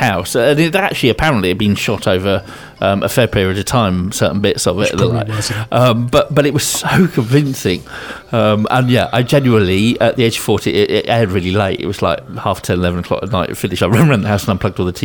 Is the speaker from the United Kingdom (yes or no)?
yes; Winchester, South East England, United Kingdom; I grew up in Winchester, which got a massive cathedral in it.